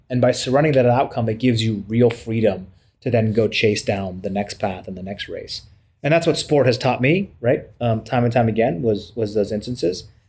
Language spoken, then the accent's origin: English; United States; we as Americans